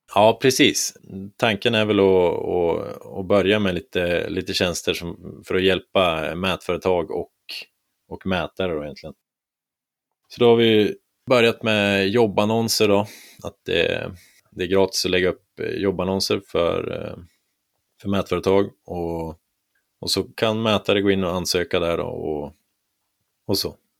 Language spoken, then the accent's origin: Swedish; Härnösand, Västernorrland County, Sweden; moved away as an adult; also born or lived in Kramfors; now in Stockholm, Sweden; Jag kom ursprungligen från Härnösand